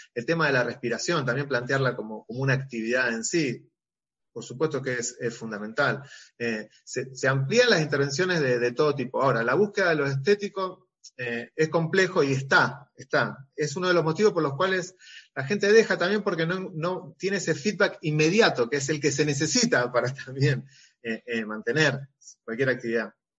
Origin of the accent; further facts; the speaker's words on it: Rosario, Santa Fe, Argentina; yo soy de Rosario